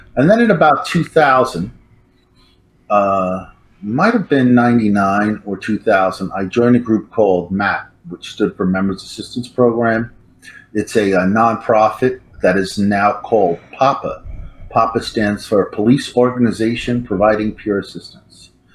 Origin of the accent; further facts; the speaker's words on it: New York City, New York, United States; also born or lived in California; I was born in New York City. Um, I was kind of raised, I'm like a real city kid from Manhattan, center of it all.